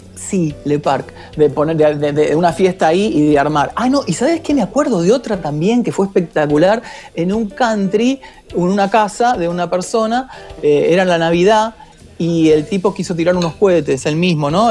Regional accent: Haedo, Buenos Aires Province, Argentina; yo soy de Aedo

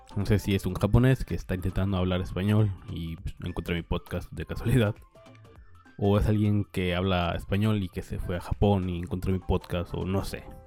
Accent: Nayarit, Mexico; now in Sinaloa, Mexico; yo soy de Nayarit, pero vivo en Sinaloa

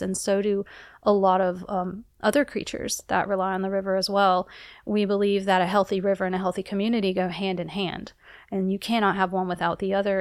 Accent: South Carolina, United States; moved away; Growing up in South Carolina, I was not near a, a source of water

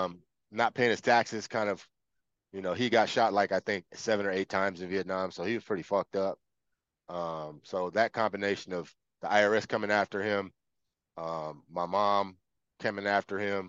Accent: Los Angeles, California, United States; also born or lived in Palmdale, California; I was born in Los Angeles at the USC Medical Center. I grew up in South Central, South LA for about half of my life. And then my family moved to, it was my mom and my stepdad, moved to Palmdale

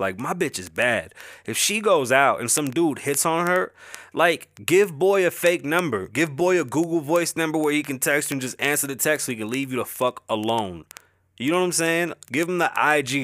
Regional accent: New York City, New York, United States; accent: Bronx; my accent is obviously a Bronx accent

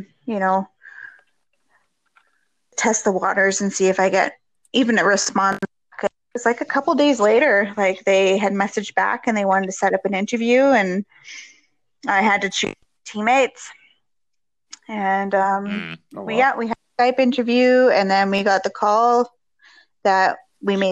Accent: Thunder Bay, Ontario, Canada; we're all from Thunder Bay

